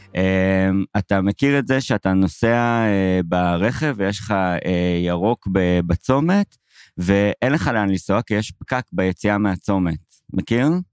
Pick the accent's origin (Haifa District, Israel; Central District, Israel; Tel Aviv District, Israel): Haifa District, Israel; Haifa; גדלתי בחיפה